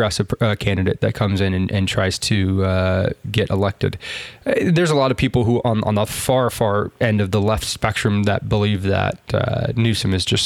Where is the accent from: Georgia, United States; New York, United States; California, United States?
California, United States; as a Californian, as a native Californian